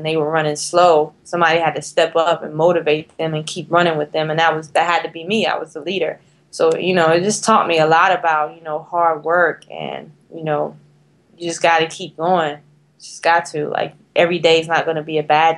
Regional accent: North Carolina, United States; if I was not from North Carolina

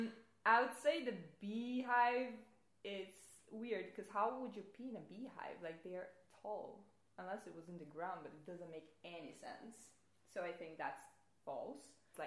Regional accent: Brazil; English is a second language; I was born in Brazil

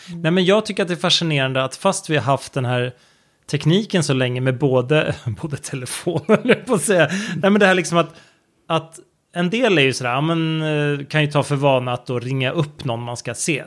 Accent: Sweden; hemma i Sverige

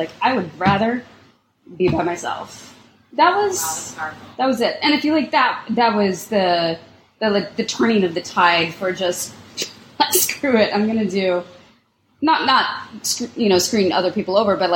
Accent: Lawrence, Kansas, United States; I grew up in Lawrence, Kansas, so the Jayhawks, and I was afraid of the mascot

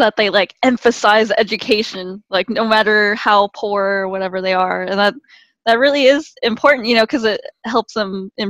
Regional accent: Philippines; Yeah, I'm from a Filipino family, so like my I call Filipinos the Mexicans of Asia

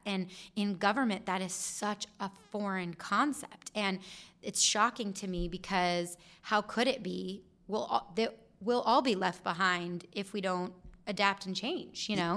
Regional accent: Gilbert, Arizona, United States; I'm from Gilbert. I love Gilbert

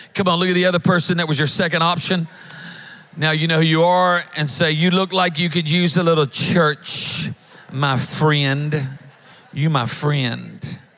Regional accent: Louisiana, United States; now in Alabama, United States; we're from Louisiana. We now live up in, in Alabama

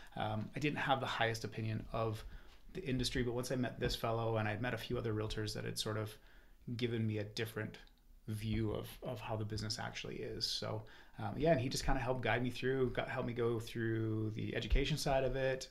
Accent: Calgary, Alberta, Canada; also born or lived in Okanagan, British Columbia / Kelowna; now in Vernon, Canada; I was born and raised in Calgary. Moved out to the Okanagan in '94

